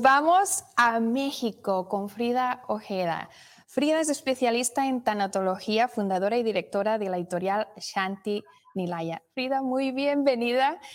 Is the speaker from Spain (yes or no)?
yes; Spain; now in Indianapolis, United States; nos conectamos con España, con mi tierra